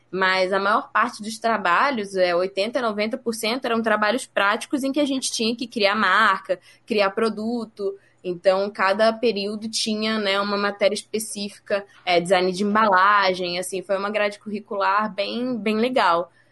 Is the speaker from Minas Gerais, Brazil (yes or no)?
no; Rio de Janeiro, Brazil; moved away as an adult; now in São Paulo, Brazil; Então, na verdade, eu saí do Rio para cá para estudar.